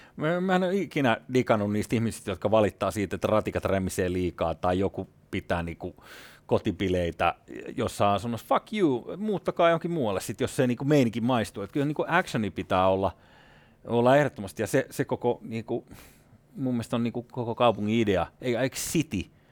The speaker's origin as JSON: {"language": "Finnish", "town": "Espoo", "region": "Uusimaa", "country": "Finland", "tie": "born or raised there", "said": "itse olen kasvanut Espoon Tuomerilassa ja Kirstinmäessä"}